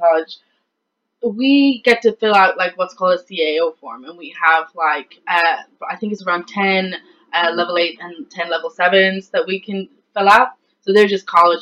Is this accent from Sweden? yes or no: no; west of Ireland, Ireland; I come from a very small town in the west of Ireland